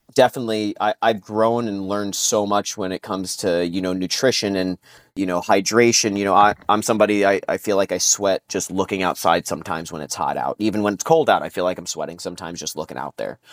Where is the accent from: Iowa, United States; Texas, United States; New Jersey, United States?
New Jersey, United States; I grew up in New Jersey